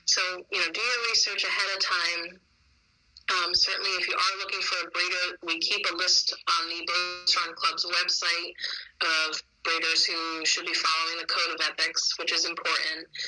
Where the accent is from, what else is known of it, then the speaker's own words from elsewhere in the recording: Connecticut, United States; even though I'm from Connecticut.